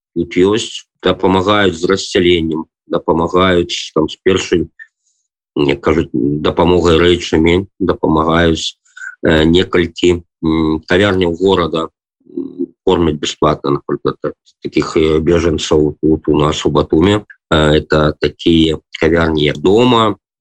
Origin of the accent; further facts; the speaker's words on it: Belarus; now in Batumi, Georgia; мы беларусы